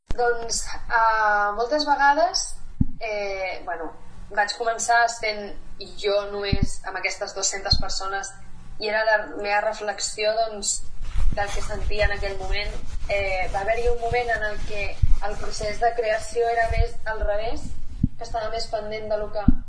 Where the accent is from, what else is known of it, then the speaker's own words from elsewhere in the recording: Granollers, Catalonia, Spain; moved away as an adult; now in Mallorca, Spain; vaig néixer a Granollers